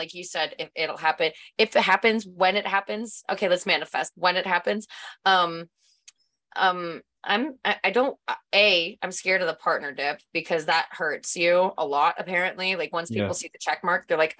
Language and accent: English; Canada; Thank God I'm Canadian though.